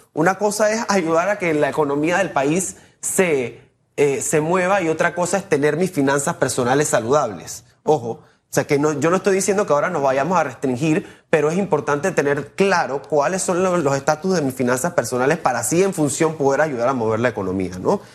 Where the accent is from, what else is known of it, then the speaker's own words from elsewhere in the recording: Panama; nosotros como panameños